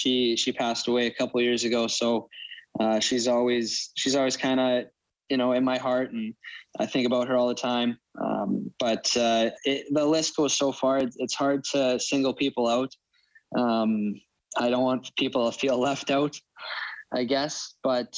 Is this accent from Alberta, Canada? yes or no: yes; Edmonton, Alberta, Canada; also born or lived in Medicine Hat; I was a big Oilers fan. We used to have season tickets when I was growing up.